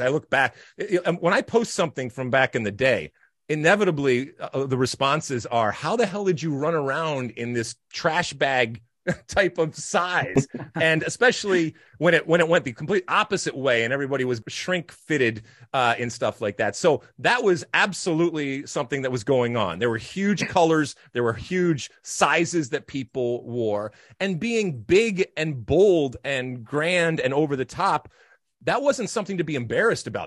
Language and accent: English; United States; as an American soccer player, and certainly those of us that grew up in the seventies and eighties